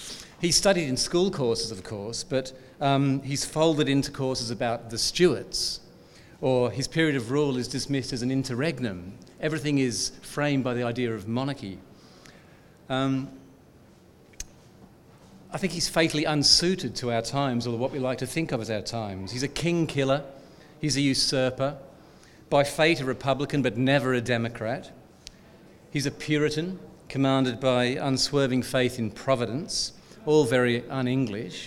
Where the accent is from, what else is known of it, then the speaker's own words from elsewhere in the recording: Australia; as an Australian